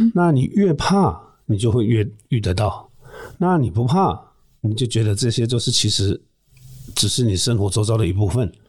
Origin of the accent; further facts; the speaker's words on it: Muzha, Taipei, Taiwan; 会，我从小出生在乡下，嗯，住的地方旁边就是乱葬岗，哇。学校附近也是乱木栅第一公墓